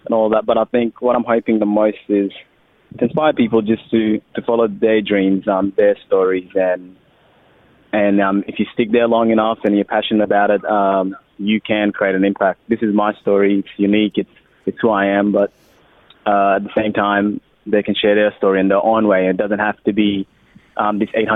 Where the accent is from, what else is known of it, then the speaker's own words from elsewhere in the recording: Australia; accent: Australian; also born or lived in Sudan; We've got the Australian accent, been here since 10 years old